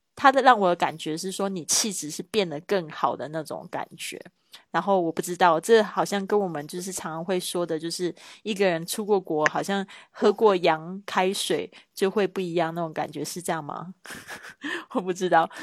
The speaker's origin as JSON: {"language": "Chinese", "country": "Taiwan", "moved": "as an adult", "lives_now": "Spain", "said": "来自台湾"}